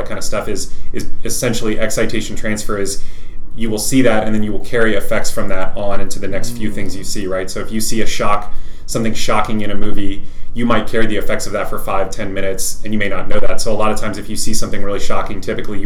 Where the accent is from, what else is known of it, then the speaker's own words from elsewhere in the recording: Fredericksburg, Texas, United States; moved away as an adult; also born or lived in Lubbock, Texas; now in Dallas, United States; I'm from the Hill Country. So if you know where Fredericksburg is, Fredericksburg